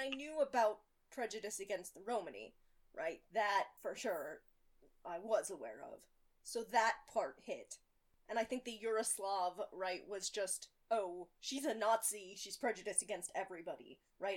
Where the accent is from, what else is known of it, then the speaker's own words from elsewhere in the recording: United States; as an American